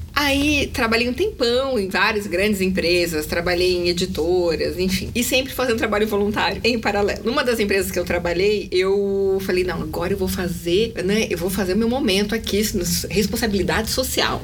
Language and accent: Portuguese; São Paulo, Brazil; eu sou de São Paulo, tenho 42 anos